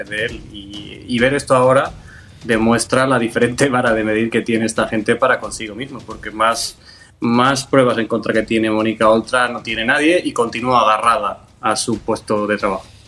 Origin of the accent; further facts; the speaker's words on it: Andalusia, Spain; lo digo como andaluz